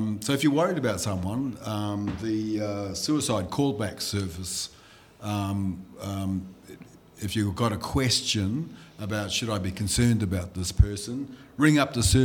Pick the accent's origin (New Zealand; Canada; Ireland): New Zealand; first language Limburgish; English is a second language; now in Blue Mountains, Australia; I've seen so much growing up in New Zealand